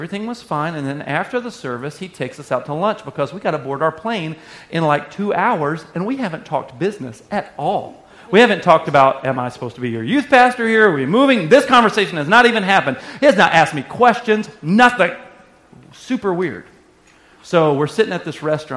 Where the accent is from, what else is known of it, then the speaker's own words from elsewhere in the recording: Arkansas, United States; moved away as an adult; I was from Arkansas.